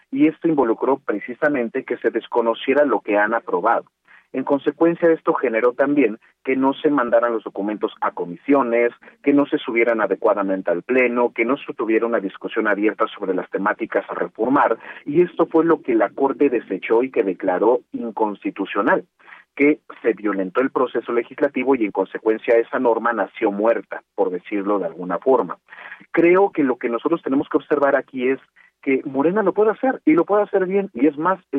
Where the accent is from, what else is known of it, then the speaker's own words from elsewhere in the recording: Mexico; no sabemos ocupar del todo nuestros mecanismos institucionales como mexicanas y mexicanos.